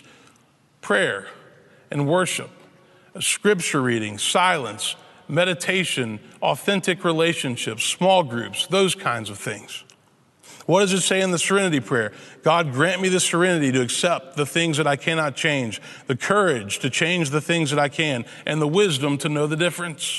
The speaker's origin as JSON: {"language": "English", "town": "Memphis", "region": "Tennessee", "country": "United States", "tie": "born or raised there", "said": "my hometown, Memphis, Tennessee"}